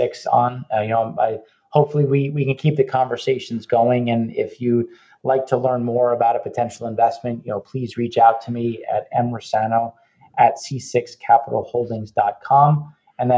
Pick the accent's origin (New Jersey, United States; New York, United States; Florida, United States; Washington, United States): New York, United States; Oyster Bay; I grew up in Oyster Bay, 5 minutes from the summer White House